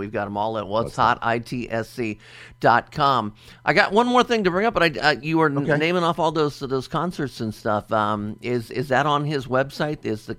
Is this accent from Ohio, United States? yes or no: yes; Dayton, Ohio, United States; Right here in Dayton, Ohio, my hometown.